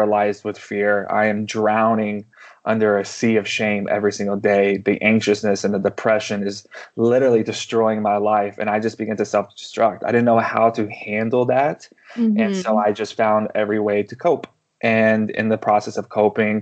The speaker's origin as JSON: {"language": "English", "region": "the panhandle of Texas", "country": "United States", "tie": "born or raised there", "also_born_or_lived": "Canada", "moved": "yes", "said": "I grew up in a charismatic movement, in the panhandle of Texas"}